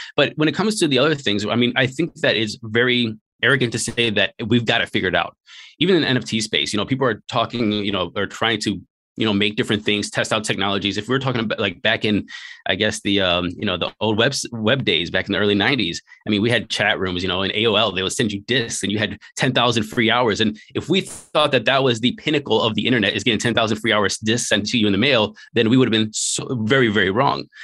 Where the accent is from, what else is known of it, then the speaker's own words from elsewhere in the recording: Cleveland, Ohio, United States; moved away as an adult; also born or lived in Hawaii / China / Taiwan; born and raised in Northeast Ohio in a place called Slavic Village in a place in, uh, Cleveland, Ohio.